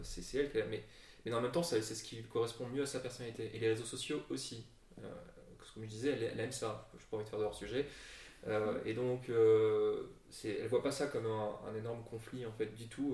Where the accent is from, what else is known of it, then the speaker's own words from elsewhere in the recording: Brussels, Brussels-Capital Region, Belgium; also born or lived in Lille; on est tous les deux d'origine française, et plus particulièrement lilloise, même si moi j'ai la double nationalité. Mais j'ai grandi à Bruxelles